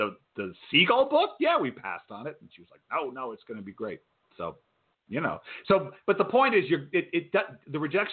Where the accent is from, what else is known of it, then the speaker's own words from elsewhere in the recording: Rhode Island, United States; I grew up in Rhode Island